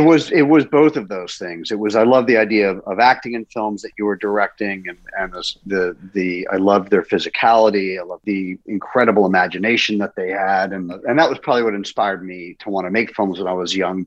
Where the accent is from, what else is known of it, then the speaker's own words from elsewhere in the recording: London, United Kingdom; moved away; I was born in London